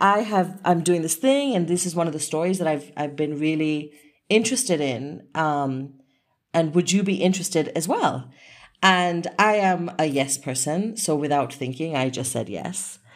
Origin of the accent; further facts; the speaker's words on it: Kenya; I was really exploring my identity as a Kenyan woman with, of Asian heritage